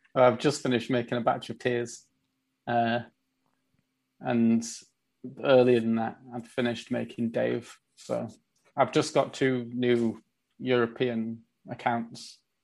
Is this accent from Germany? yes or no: no; Leeds, Yorkshire and the Humber, United Kingdom; also born or lived in London; I'd moved from London back to Leeds. So like I'm in Leeds right now.